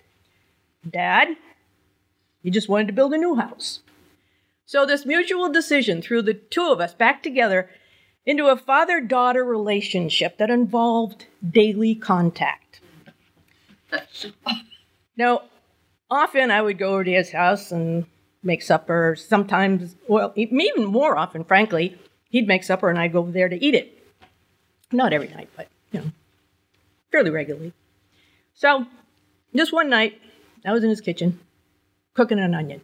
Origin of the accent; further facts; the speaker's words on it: New Hampshire, United States; I was born and raised in New Hampshire. I never left